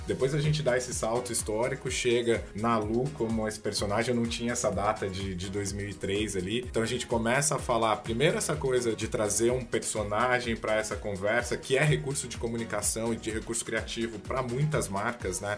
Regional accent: interior of São Paulo, Brazil; eu sou do interior de São Paulo, muito próximo ali, né? Convivi desde a infância com o Magazine Luiza na época ali.

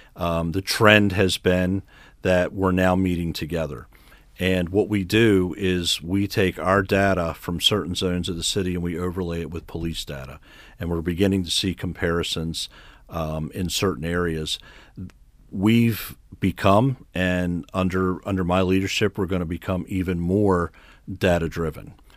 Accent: Harford County, Maryland, United States; also born or lived in Baltimore; I was born in Baltimore. I actually grew up in Harford County.

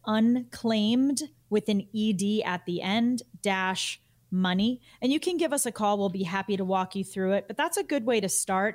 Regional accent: Massachusetts, United States; my home state of Massachusetts

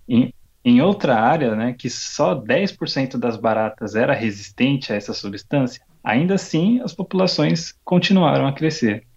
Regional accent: Brazil; now in Japan; de onde eu vim, no Brasil

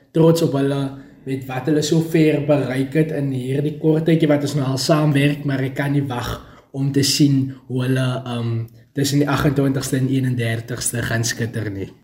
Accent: a small town near Vredendal, Western Cape, South Africa; Ek is gebore daar in die Karis wêreld en ek het groot geword op 'n klein dorpie genaamd Redport, daar in die Vredendal omgewing.

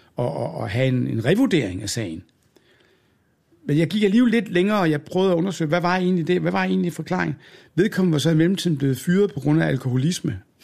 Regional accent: Odense, Southern Denmark, Denmark; moved away; also born or lived in Aalborg; da jeg var ung og boede i Odense

